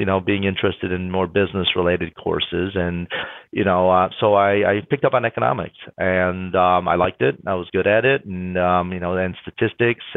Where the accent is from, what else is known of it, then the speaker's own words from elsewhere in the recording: Troy, Michigan, United States; also born or lived in New Delhi, India / London, England / Rochester Hills, Michigan; we moved from Troy, Michigan to Rochester Hills, Michigan, you know, probably a 5 or 10 mile move, right? But it was right at the time where I was going into high school